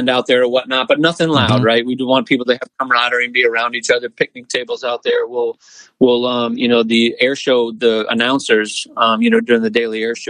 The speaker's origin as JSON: {"language": "English", "town": "Oshkosh", "region": "Wisconsin", "country": "United States", "tie": "born or raised there", "moved": "as an adult", "lives_now": "Lakeland, United States", "said": "I was born in Oshkosh and my dad ran the airport there when I was a kid. So I grew up around AirVenture"}